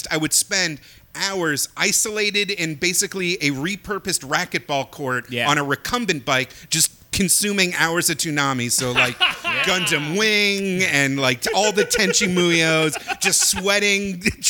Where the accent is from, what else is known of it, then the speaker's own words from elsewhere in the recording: New York, United States; Westchester, but it was because smoking would get you kicked out